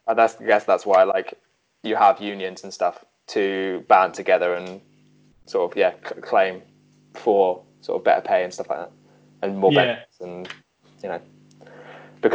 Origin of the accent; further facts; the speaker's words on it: United Kingdom; as the British public